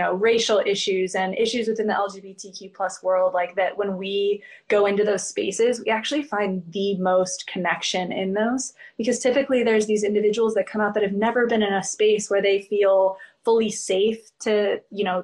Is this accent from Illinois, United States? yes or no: yes; Springfield, Illinois, United States; now in Phoenix, United States; I'm from Springfield, Illinois, so I'm a Midwest girl at heart